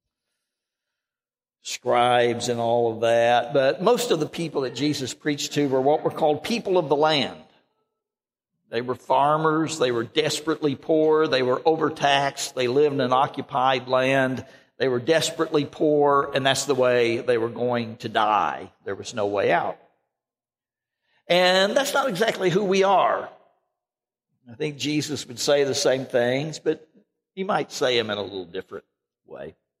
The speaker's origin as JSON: {"language": "English", "region": "Arkansas", "country": "United States", "said": "I come from Arkansas."}